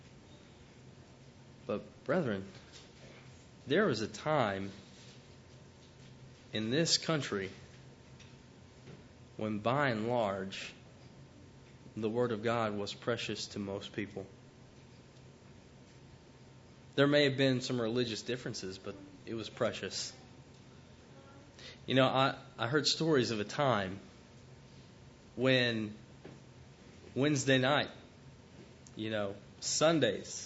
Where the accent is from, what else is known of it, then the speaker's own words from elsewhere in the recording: Chattanooga, Tennessee, United States; I grew up in Chattanooga, Tennessee, and very religious part of the country.